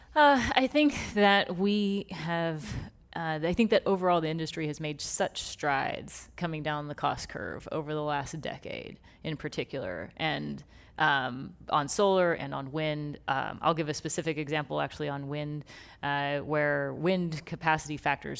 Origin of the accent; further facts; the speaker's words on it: Texas, United States; moved away; born and raised in Texas